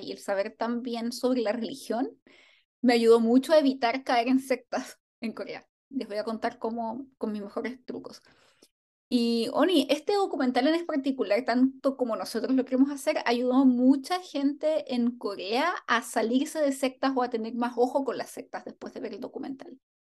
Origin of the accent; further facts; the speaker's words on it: Chile; en chileno diríamos